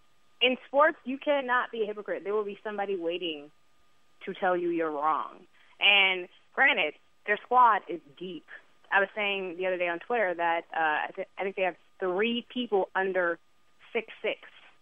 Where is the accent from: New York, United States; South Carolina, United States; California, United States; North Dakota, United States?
New York, United States; New York City; also born or lived in New Jersey; I am from Brooklyn.